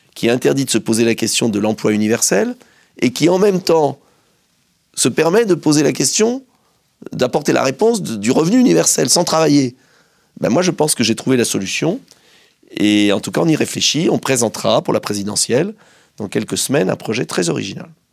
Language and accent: French; France; also born or lived in Essonne; moi je suis français